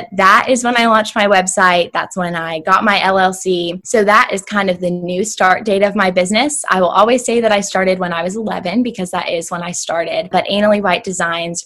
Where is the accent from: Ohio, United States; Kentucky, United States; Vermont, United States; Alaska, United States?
Kentucky, United States; Shelbyville; I was born and raised in a small town outside of Louisville, Kentucky called Shelbyville